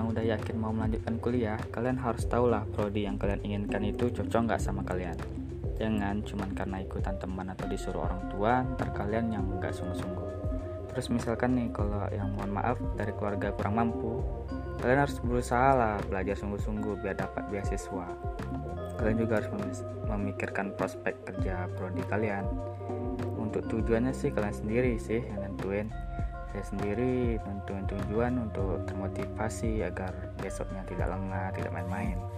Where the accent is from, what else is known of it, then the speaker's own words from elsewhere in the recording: Pekanbaru, Riau, Indonesia; Halo teman-teman, perkenalkan dulu … saya dari Pekanbaru.